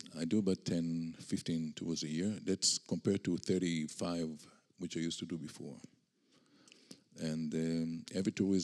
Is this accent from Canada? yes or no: no; Israel; accent: Israeli; English is a second language; I was born and raised in Israel